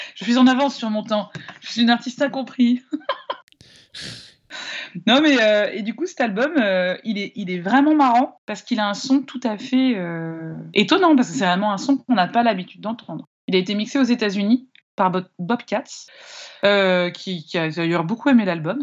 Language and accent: French; Annecy, Auvergne-Rhône-Alpes, France; je suis originaire d'Annecy